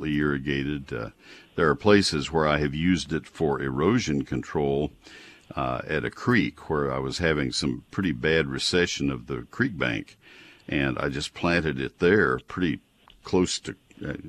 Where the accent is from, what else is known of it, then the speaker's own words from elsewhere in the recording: College Station, Texas, United States; I grew up in College Station where it's all post oaks